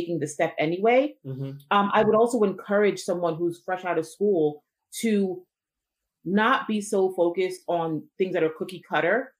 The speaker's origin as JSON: {"language": "English", "region": "New Jersey", "country": "United States", "tie": "born or raised there", "said": "I was born and raised here in New Jersey, educated in New Jersey and in New York. So I am an East Coast girl"}